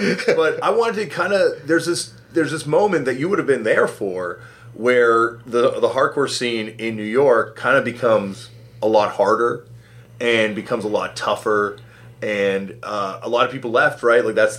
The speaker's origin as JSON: {"language": "English", "town": "Toronto", "region": "Ontario", "country": "Canada", "tie": "born or raised there", "said": "growing up in Toronto"}